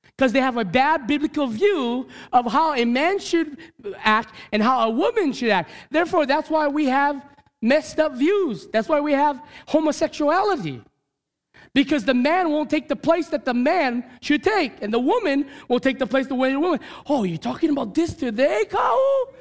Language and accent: English; Hawaii, United States; as a Hawaiian, as a Kanaka